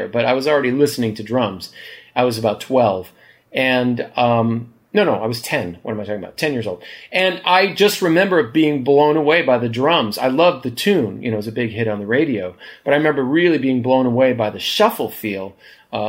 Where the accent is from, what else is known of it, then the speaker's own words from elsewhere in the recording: Hawaii, United States; you grow up like me in the backwoods of Hawaii